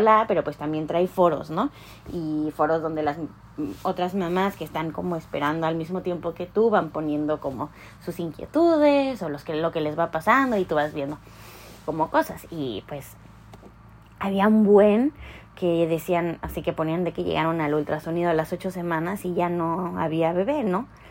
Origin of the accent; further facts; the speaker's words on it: Mexico; moved away as an adult; now in Canada; como mexicanos